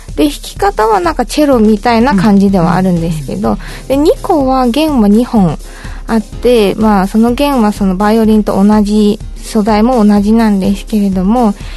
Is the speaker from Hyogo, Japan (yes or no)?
no; Okinawa, Japan; moved away; 私が沖縄 出身っていうのもありまして